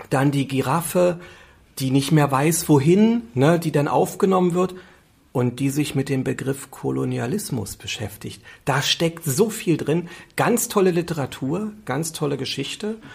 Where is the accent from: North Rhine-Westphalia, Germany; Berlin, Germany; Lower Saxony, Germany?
Berlin, Germany; Ich bin in Köpenick geboren, bin hier aufgewachsen.